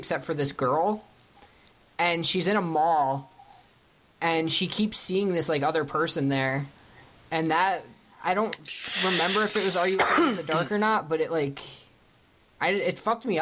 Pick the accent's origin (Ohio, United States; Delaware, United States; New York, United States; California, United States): New York, United States; that's where we're from